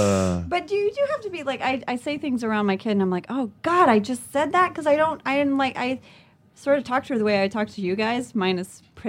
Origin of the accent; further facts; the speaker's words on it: Lafayette, Louisiana, United States; born there; moved away; also born or lived in Jakarta; I was born in Lafayette, Louisiana.